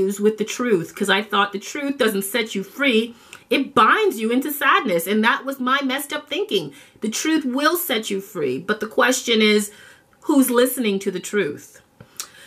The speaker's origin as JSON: {"language": "English", "town": "Toronto", "region": "Ontario", "country": "Canada", "tie": "born or raised there", "also_born_or_lived": "Jamaica", "said": "I grew up in Toronto, Canada"}